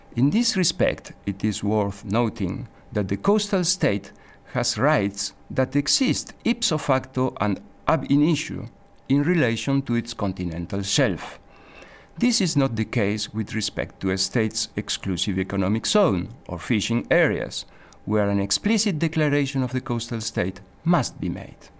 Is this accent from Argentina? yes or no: yes; Argentina; now in Geneva, Switzerland; I come from Argentina